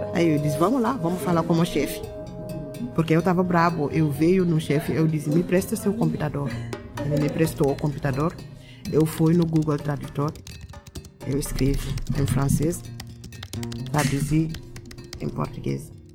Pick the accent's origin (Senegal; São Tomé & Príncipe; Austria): Senegal; Dakar; Portuguese is a second language; moved away as an adult; now in Caxias do Sul, Brazil; No Senegal, eu morava na capital, no Dakar. Eu nasci no Dakar mesmo. Eu sou. Eu sou do Dakar. Eu fiz minha escolaridade lá, até a universidade